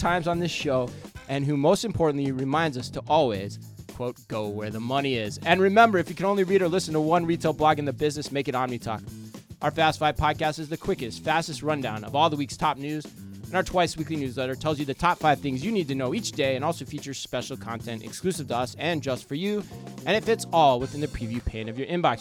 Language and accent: English; Arizona, United States; moved away; growing up in Arizona